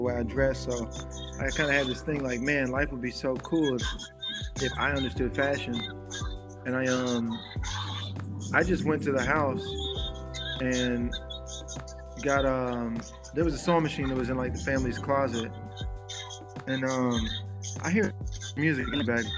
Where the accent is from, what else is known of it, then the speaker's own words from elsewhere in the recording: Memphis, Tennessee, United States; I'm from Memphis, you know, so where I'm from, you either have a good job or you you're hustling or you're just broke.